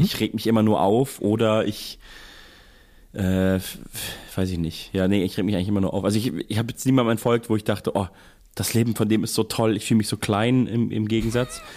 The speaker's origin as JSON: {"language": "German", "country": "Germany", "said": "als Deutscher"}